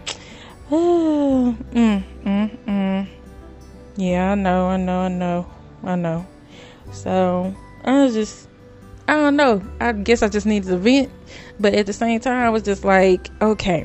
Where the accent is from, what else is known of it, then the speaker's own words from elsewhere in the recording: Greenville, Texas, United States; I'm from Greenville, Texas